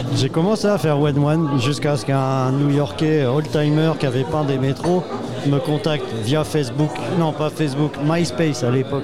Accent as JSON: {"language": "French", "region": "Brittany", "country": "France", "accent": "Breton", "said": "mon accent breton"}